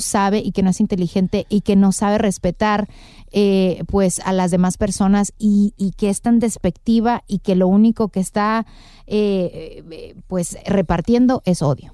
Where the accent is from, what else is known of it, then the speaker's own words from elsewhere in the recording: Mexico; como mexicana